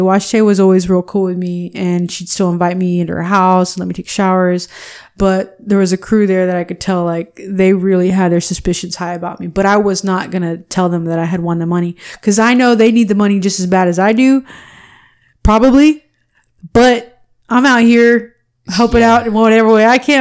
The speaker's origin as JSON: {"language": "English", "region": "Texas", "country": "United States", "said": "are you from Texas? I was like, yeah. I was like, I'm Chicana"}